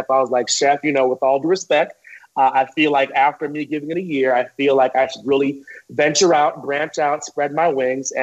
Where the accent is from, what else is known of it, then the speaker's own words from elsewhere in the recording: Teaneck, New Jersey, United States; born and raised, tri-state area